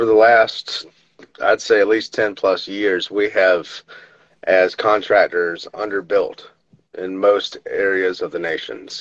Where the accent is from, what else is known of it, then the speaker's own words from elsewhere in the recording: the South, United States; I'm from the South